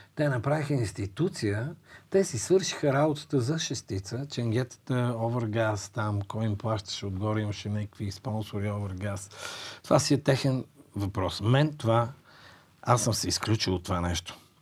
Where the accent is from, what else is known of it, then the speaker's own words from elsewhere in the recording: Bulgaria; аз като българин съм горд с това